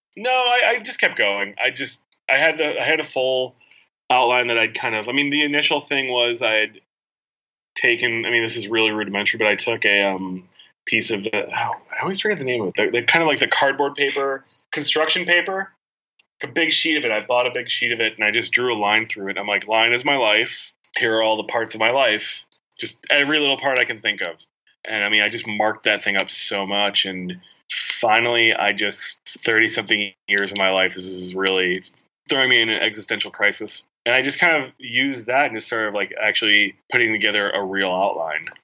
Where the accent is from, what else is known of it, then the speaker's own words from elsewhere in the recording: Chicagoland suburbs, Illinois, United States; moved away as an adult; now in New York, United States; growing up in the Chicagoland suburbs, like 18 years